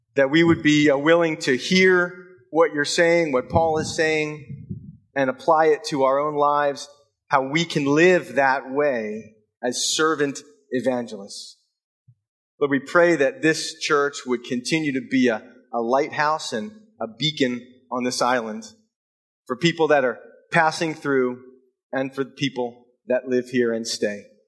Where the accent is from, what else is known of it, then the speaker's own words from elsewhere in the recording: United States; moved away; we were uh, from the states on vacation